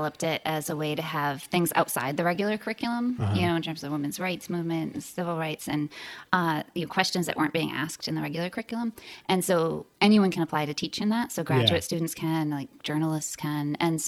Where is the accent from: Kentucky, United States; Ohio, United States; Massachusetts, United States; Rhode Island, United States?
Massachusetts, United States; I'm from Massachusetts, but I'm out west.